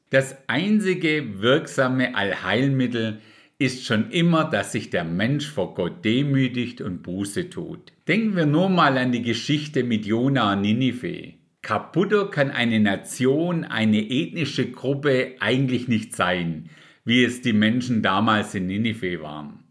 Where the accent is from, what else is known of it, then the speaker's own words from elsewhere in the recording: Germany; bei uns in Deutschland